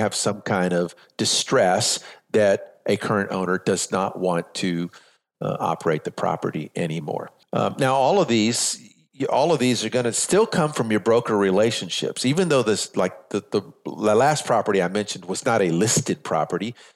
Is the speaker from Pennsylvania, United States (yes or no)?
no; San Antonio, Texas, United States; moved away as an adult; also born or lived in Las Vegas / North Carolina; I'm from San Antonio, Texas, born and raised here.